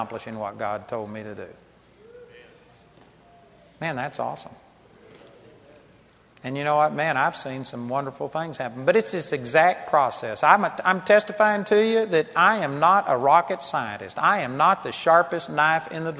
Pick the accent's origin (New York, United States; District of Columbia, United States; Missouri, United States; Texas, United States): Texas, United States; I'm a hick from Texas